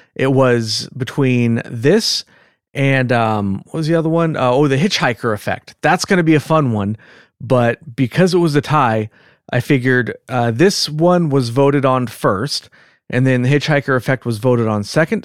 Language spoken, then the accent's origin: English; California, United States; accent: California; with my California accent